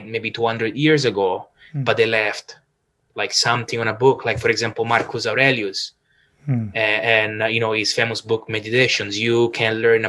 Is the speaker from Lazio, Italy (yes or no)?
yes; Rome, Lazio, Italy; English is a second language; moved away as an adult; also born or lived in Toronto, Canada / Sydney, Australia; now in Vancouver, Canada; probably from my accent, you can hear that I am originally from Rome